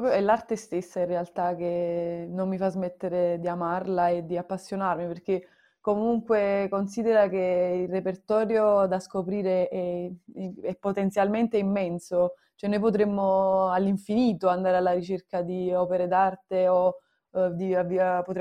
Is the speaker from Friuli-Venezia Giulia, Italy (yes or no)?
no; Naples, Campania, Italy; non solo appunto sono nata a Napoli e sono fortunata per, perché comunque è una città che ti offre tanto